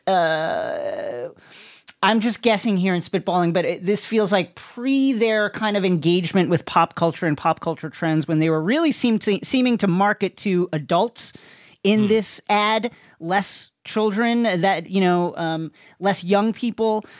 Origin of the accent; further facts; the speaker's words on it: New York City, New York, United States; now in Los Angeles, United States; I will admit my bias as a New Yorker